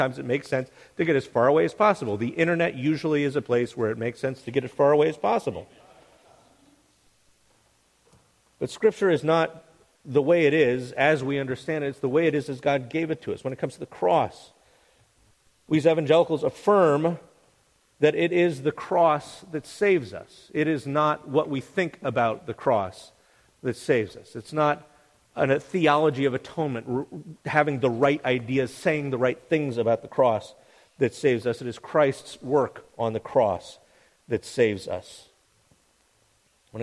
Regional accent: United States; I'm still an evangelical like I'm still an American

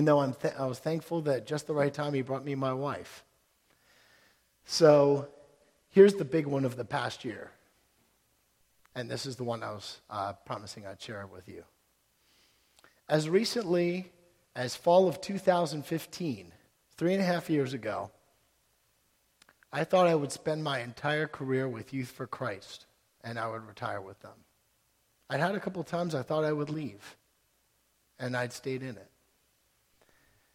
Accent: Towson, Maryland, United States; I grew up in West Towson

